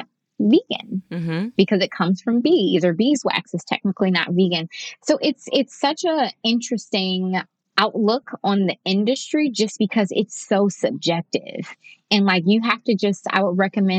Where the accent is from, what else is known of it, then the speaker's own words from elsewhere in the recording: Detroit, Michigan, United States; I'm from Detroit. I live in Detroit